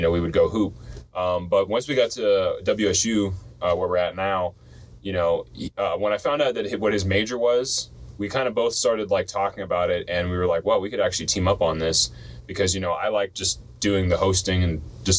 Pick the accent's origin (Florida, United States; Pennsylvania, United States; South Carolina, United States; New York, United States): Florida, United States; now in Washington, United States; I grew up most of my life in Florida